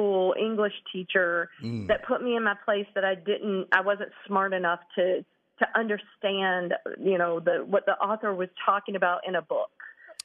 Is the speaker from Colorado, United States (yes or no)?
no; Eastern North Carolina, United States; I'm from, like, country North Carolina, Eastern North Carolina on a farm